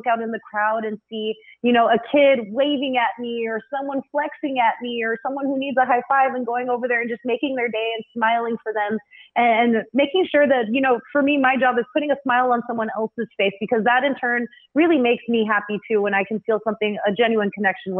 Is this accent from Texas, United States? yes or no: yes; South Texas, United States; I was a center where I grew up down in South Texas